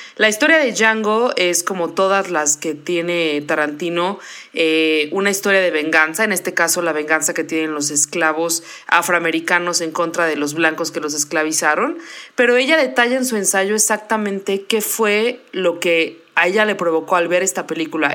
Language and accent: Spanish; Mexico; now in New York, United States; todos los mexicanos somos un cuarto español